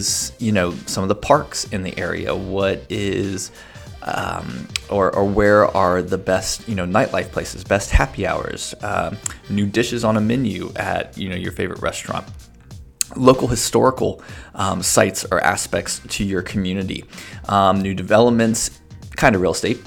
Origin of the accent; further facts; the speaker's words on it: United States; moved away; also born or lived in Chicago, Illinois; I grew up near Cincinnati